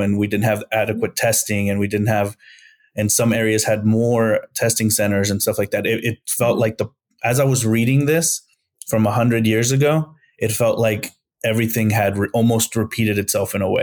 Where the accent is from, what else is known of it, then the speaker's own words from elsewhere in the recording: San Luis Potosí, Mexico; I'm from Mexico, I'm from San Luis Potosí, Mexico